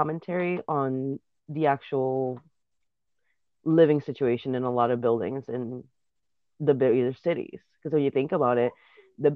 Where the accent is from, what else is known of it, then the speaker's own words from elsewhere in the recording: Puerto Rico; first language Spanish; English is a second language; moved away as an adult; Spanish is my first language, but in school, I mean, it's almost a standard in Puerto Rico